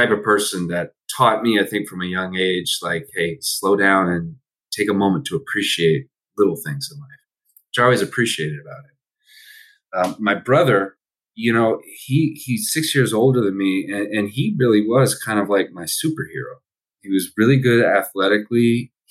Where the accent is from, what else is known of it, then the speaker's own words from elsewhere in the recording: Allentown, Pennsylvania, United States; also born or lived in Philadelphia / Maine; born in Philadelphia. Was only there for I think the first two years of my life. Lived in uh, uh, Maine for uh, a, a few years when I was very young, and then moved back to Pennsylvania, but not to Philadelphia, lived in Allentown, Pennsylvania